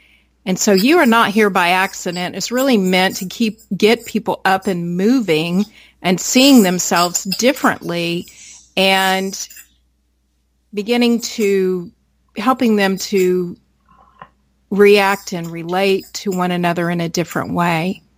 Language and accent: English; United States; born there; You know, I was born in America.